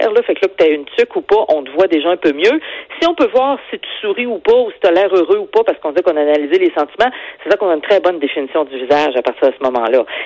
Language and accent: French; Quebec City, Quebec, Canada; je viens de Québec, là, la Sainte-Foy